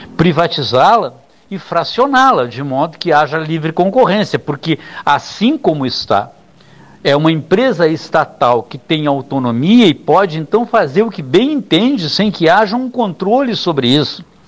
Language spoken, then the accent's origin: Portuguese; Brazil; porque sou um brasileiro